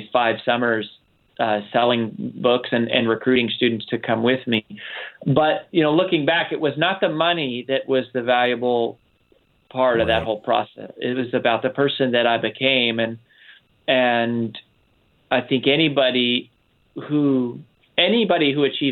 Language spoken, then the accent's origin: English; Boulder, Colorado, United States; I grew up in Boulder, Colorado, and then lived in trailer parks and apartments all around sort of Boulder